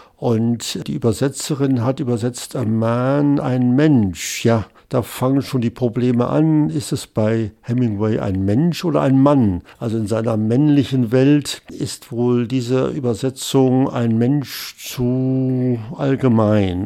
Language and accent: German; West Germany, Germany; als Westdeutscher